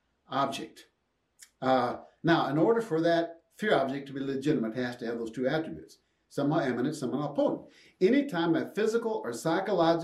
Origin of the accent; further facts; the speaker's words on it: Jackson, Minnesota, United States; On that little farm I grew up in Jackson, Minnesota